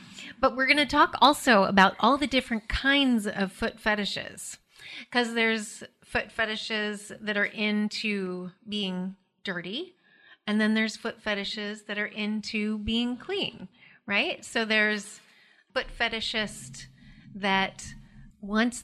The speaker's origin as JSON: {"language": "English", "region": "Alaska", "country": "United States", "said": "In Alaska, we don't wear shoes in the house"}